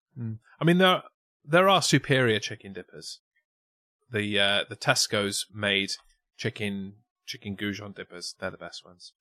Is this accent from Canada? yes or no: no; England, United Kingdom; to us as English